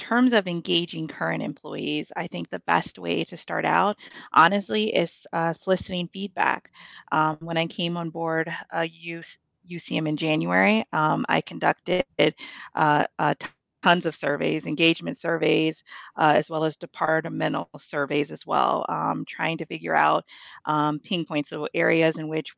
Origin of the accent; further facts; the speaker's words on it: Ohio, United States; moved away as an adult; now in New York City, United States; I'm originally from Ohio